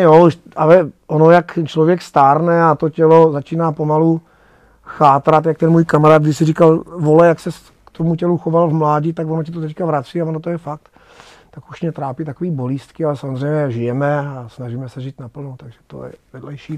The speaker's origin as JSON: {"language": "Czech", "town": "Moravský Krumlov", "region": "South Moravian Region", "country": "Czechia", "tie": "born or raised there", "said": "já jsem se narodil v Rakšicích, což je součást vlastně Moravského Krumlova"}